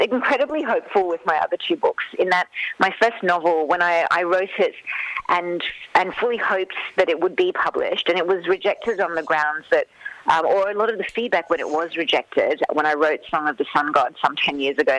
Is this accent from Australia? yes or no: yes; Canberra, Australian Capital Territory, Australia; also born or lived in Western Sydney; although I grew up in Canberra, I've spent so much of my life and my childhood and early adulthood in Western Sydney, where my extended family lived.